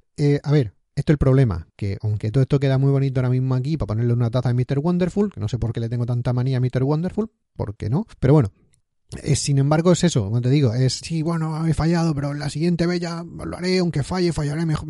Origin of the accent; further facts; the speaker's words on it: Spain; moved away as an adult; also born or lived in Barcelona / Scotland; cuando estaba en España, en mi pueblo viviendo